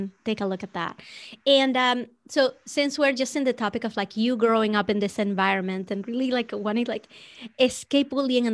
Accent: Venezuela; I grew up in Venezuela

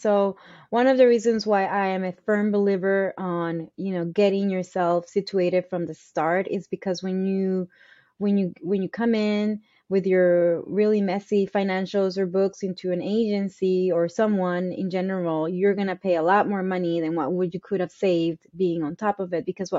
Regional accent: East Coast, United States; And I come from the East Coast in the South.

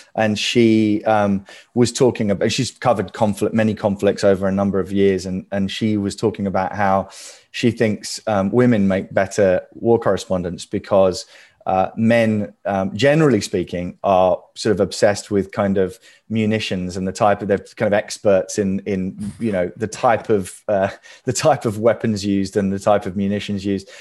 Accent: United Kingdom; moved away as an adult; now in United States; I am this sort of Brit kind of living over here

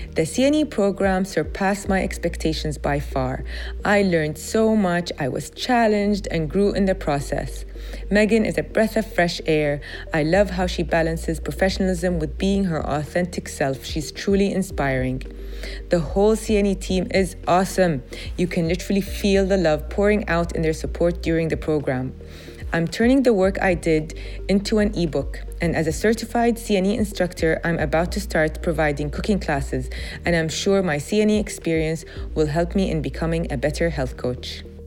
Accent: Kuwait; I'm from Kuwait.

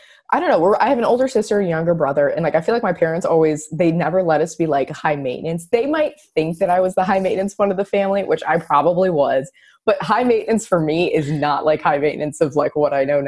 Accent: Chicago, Illinois, United States; moved away; also born or lived in Nashville; we grew up in Chicago. Love it

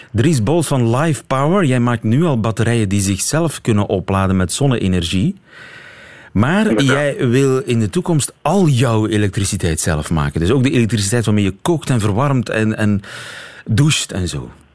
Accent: Flemish Ardennes, Flanders, Belgium; ik ben een kind van de Vlaamse Ardennen

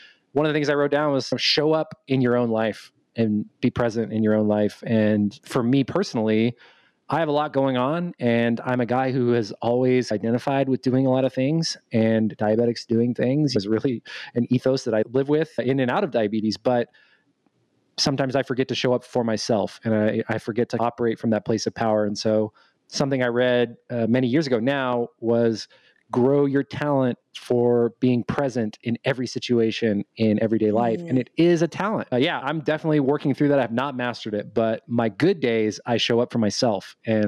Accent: Dallas, Texas, United States; I am 32, going on 33 years old, and I am from Dallas, Texas. I wasn't born here, but I moved around a lot when I was younger, so I don't have that Texas accent

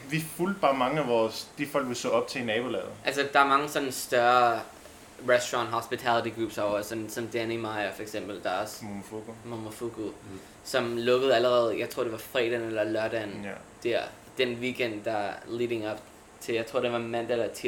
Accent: Brooklyn, New York, United States; vi er begge to fra Brooklyn, så vi, jeg tror, vi gerne vil have endet, eller endet op i Brooklyn, ikke?

